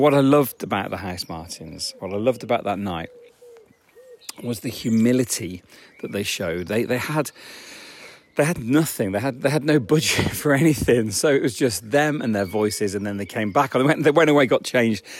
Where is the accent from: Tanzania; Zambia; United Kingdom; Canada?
United Kingdom; near Leicester, East Midlands; I grew up near Leicester.